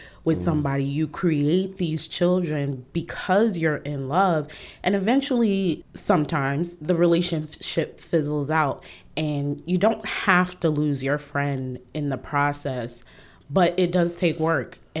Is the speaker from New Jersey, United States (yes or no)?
no; New York City, New York, United States; I'm originally from Harlem.